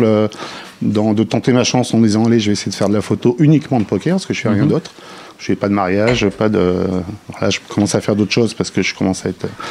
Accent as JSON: {"language": "French", "town": "Lyon", "region": "Auvergne-Rhône-Alpes", "country": "France", "said": "moi, je suis de Lyon"}